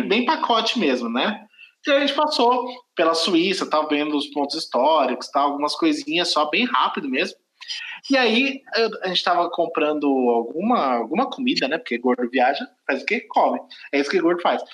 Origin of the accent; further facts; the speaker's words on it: Brazil; eu sou brasileiro, não falo, não falo francês